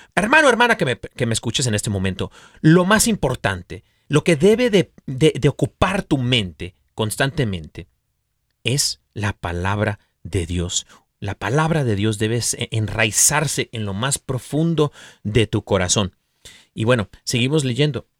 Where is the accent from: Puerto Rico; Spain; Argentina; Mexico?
Mexico; yo soy mexicano